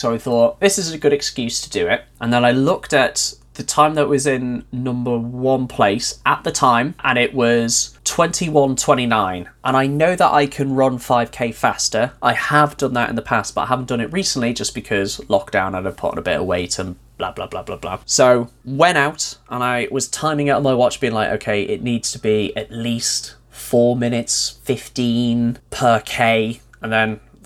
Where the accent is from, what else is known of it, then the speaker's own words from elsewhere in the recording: North Wales, United Kingdom; moved away; where I grew up in North Wales